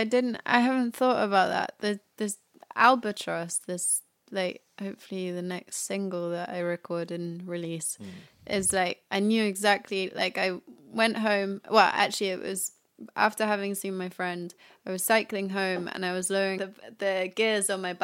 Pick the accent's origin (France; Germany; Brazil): France; Paris, Île-de-France; Oh yeah, I grew up in Paris.